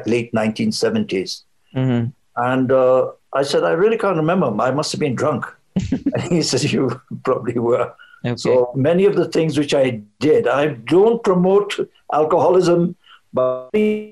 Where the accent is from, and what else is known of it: Bhutan; also born or lived in England / India